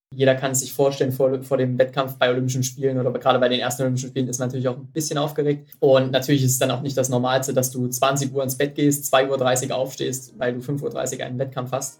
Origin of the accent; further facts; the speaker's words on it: Mühlhausen, Thuringia, Germany; in Mühlhausen, in meiner, in meiner Geburtsstadt und Heimatstadt.